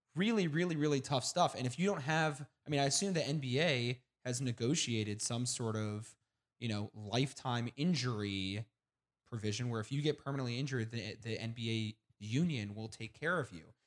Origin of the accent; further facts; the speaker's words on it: Kansas City, Missouri, United States; I am from Kansas City